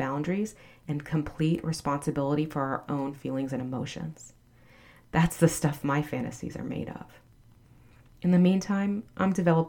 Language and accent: English; the South, United States; I'm from the South